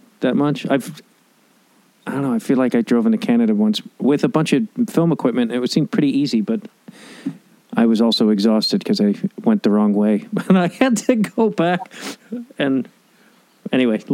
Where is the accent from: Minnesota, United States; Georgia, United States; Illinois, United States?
Illinois, United States; Chicago; moved away; I grew up in Chicago